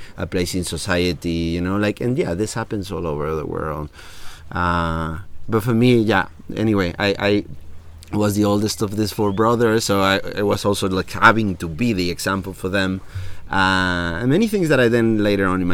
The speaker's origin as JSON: {"language": "English", "town": "Mérida", "region": "Yucatán", "country": "Mexico", "tie": "born or raised there", "also_born_or_lived": "Cancun, Quintana Roo / Mexico City", "second_language": "English", "moved": "as an adult", "lives_now": "San Marcos La Laguna, Guatemala", "said": "I was raised until I was 11 in Merida, a little town in Yucatan"}